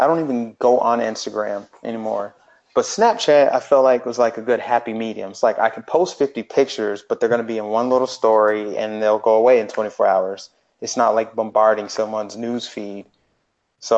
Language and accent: English; Denver, Colorado, United States; moved away as an adult; also born or lived in Minnesota; now in Florida, United States; I'm originally from Denver, Colorado. I grew up there, spent my whole life there